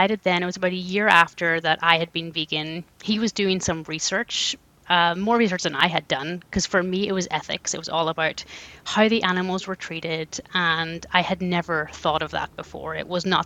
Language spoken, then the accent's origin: English; Ireland; moved away as an adult; now in Canada; I was born and raised in Ireland.